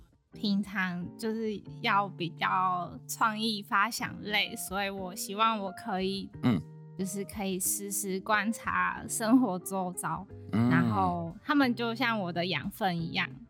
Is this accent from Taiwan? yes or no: yes; Nantou County, Taiwan; 不是，我是南投人。